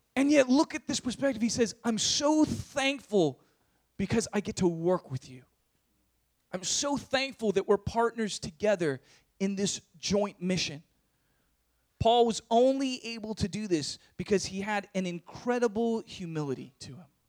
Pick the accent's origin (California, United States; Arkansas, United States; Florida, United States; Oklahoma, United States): California, United States; San Diego; moved away as an adult; also born or lived in Berkeley; I was from San Diego. I was used to my suburban life and having, you know, my own room and privacy